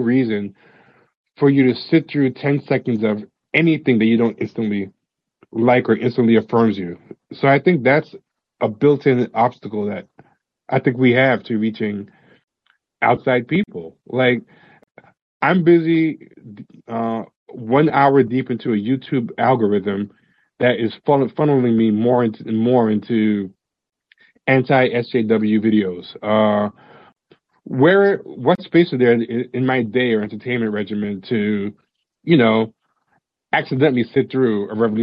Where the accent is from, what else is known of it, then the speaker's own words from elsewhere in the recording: New York, United States; I was a black kid growing up in New York